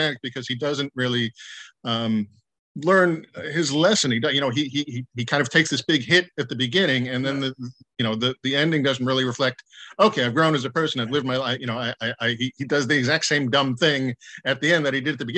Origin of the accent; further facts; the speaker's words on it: Chicago, Illinois, United States; moved away as an adult; also born or lived in Ohio; now in Los Angeles, United States; I grew up in Chicago area